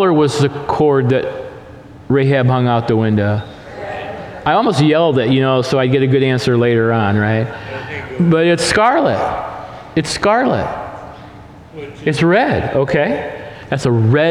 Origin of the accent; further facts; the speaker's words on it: the Northwest, Pacific Northwest, United States; We're from the Northwest here